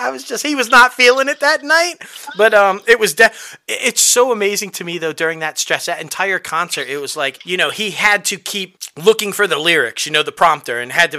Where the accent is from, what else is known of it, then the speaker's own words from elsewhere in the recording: New York, United States; moved away; because that's where I'm from.